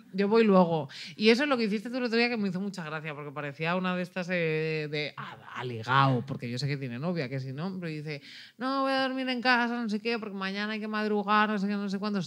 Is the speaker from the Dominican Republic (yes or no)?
no; Ávila, Castile and León, Spain; now in Barcelona, Spain; soy de Ávila, que nieve desde noviembre hasta abril